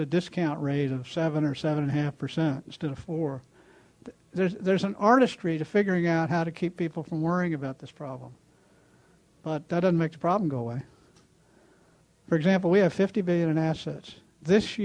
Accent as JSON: {"language": "English", "region": "Texas", "country": "United States", "tie": "born or raised there", "said": "I grew up in an oil state. I grew up in Texas."}